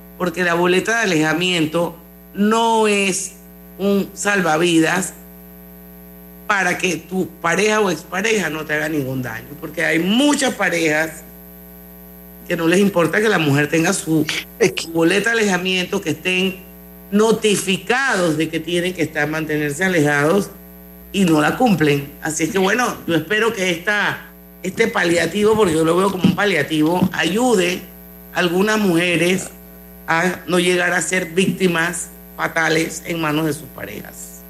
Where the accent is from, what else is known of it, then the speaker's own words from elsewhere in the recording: Panama; como panameña